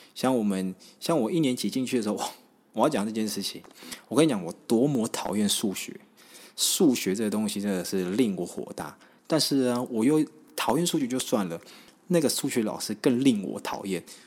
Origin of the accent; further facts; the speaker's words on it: Taiwan; 我是从乡下上来的小朋友啦，那我是住在一个还蛮算是眷村的地方，但是很特别，我那边算是有蛮多原住民的